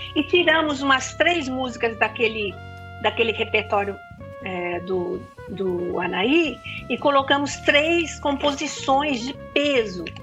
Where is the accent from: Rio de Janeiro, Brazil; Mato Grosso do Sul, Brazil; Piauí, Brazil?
Mato Grosso do Sul, Brazil; Campo Grande; moved away as an adult; now in São Paulo, Brazil; Campo Grande, a minha cidade natal.